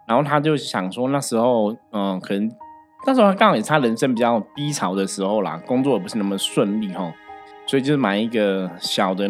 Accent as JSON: {"language": "Chinese", "town": "Shilin", "region": "Taipei", "country": "Taiwan", "said": "就是因为我们在士林嘛，哈，我们的老家就我我我祖母他们住士林，我爸也是士林"}